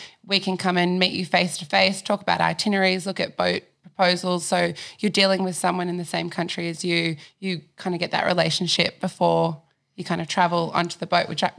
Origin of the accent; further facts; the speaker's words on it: Sydney, New South Wales, Australia; I'm from Sydney. You're from Sydney? Yeah, born and raised, Northern Beaches.